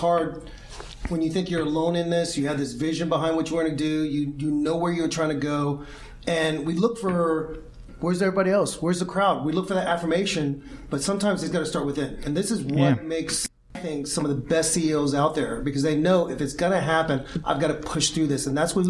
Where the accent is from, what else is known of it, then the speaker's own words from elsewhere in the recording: Canada; And a lot of people will think, oh, it's because we're Canadian.